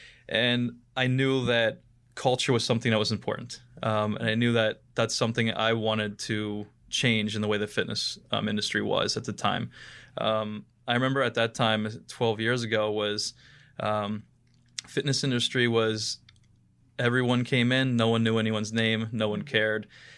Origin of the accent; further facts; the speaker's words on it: Ohio, United States; moved away as an adult; So I moved out here from Northeast Ohio, near Warren, Ohio, where actually Dave Grohl Alley is located. It's the most famous thing in Warren, Ohio. And moved out here right after college.